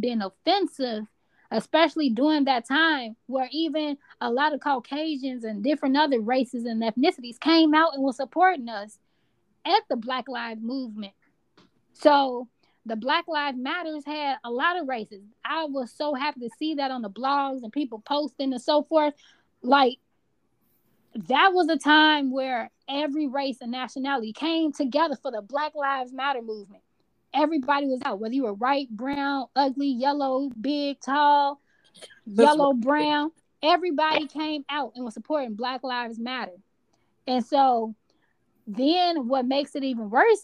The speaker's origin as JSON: {"language": "English", "town": "Chicago", "region": "Illinois", "country": "United States", "said": "I'm from Chi-Town"}